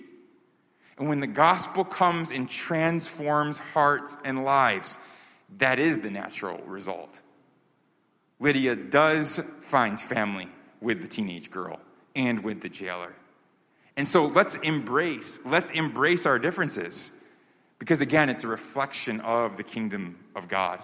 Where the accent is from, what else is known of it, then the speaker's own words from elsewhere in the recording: New York, United States; I grew up in New York